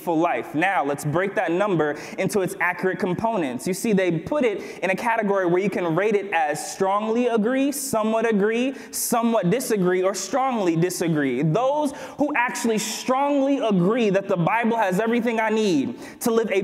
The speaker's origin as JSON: {"language": "English", "town": "Berrien Springs", "region": "Michigan", "country": "United States", "tie": "born or raised there", "said": "I grew up here. Let me talk about my hometown."}